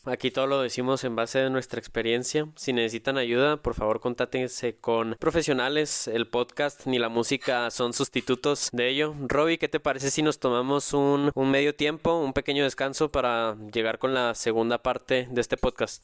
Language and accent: Spanish; Mexico; yo también me siento apegado en las buenas y en las malas aquí con, con la tierra, con la patria